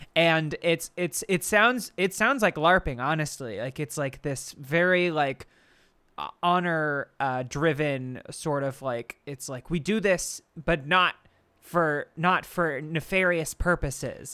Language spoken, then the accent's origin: English; Bucks County, Pennsylvania, United States; I'm literally from Bucks County, Pennsylvania